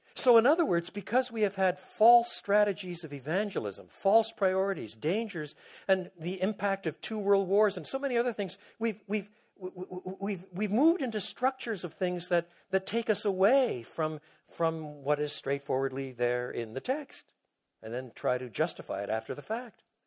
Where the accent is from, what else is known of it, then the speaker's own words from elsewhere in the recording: Quebec, Canada; moved away; also born or lived in Toronto; I was brought up in Quebec